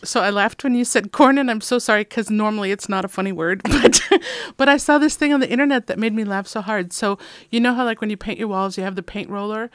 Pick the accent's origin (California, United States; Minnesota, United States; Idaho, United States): Minnesota, United States; moved away; I'm from Minnesota